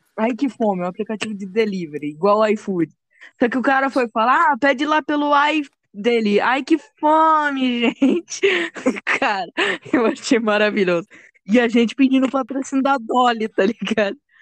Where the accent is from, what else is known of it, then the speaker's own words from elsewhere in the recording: São Paulo, Brazil; also born or lived in Rio Grande do Sul; Eu nasci no Rio Grande do Sul, só que com dois anos de idade, minha mãe e meu pai vieram para São Paulo e agora eu moro aqui.